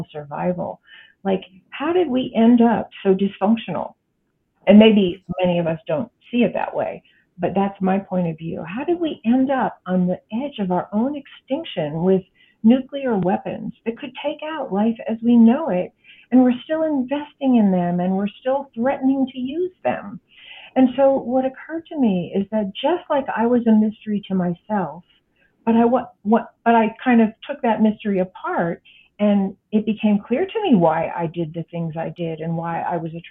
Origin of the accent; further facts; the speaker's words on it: United States; I am an American